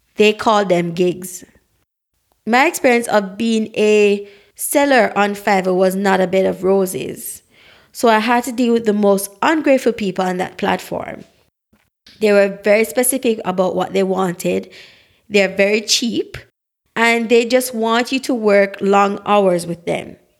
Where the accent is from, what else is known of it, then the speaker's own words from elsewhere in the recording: Saint Mary, Jamaica; also born or lived in Saint Ann, Jamaica; I am a Black, authentic Jamaican, born in the parish of Saint Anne